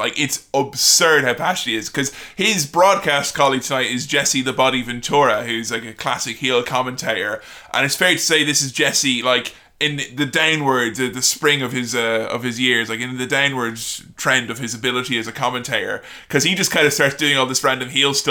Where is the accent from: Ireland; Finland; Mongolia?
Ireland; I'm Irish